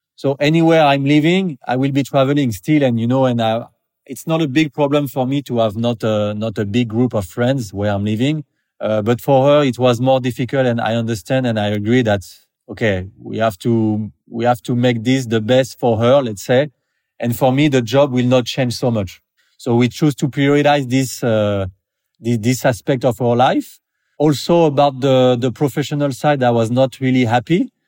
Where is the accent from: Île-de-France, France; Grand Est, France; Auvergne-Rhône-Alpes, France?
Île-de-France, France; Paris; moved away as an adult; now in French Riviera, France; I'm from Paris, basically, but I moved there in the south of France on French Riviera, like ten, twelve years ago